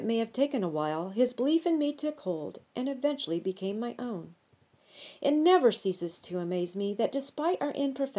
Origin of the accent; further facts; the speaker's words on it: northeast Kansas, United States; now in Maine, United States; my hometown community in northeast Kansas